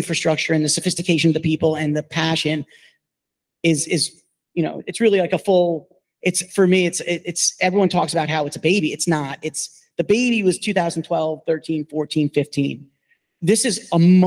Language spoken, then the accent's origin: English; New York, United States; I'm a New Yorker, born and raised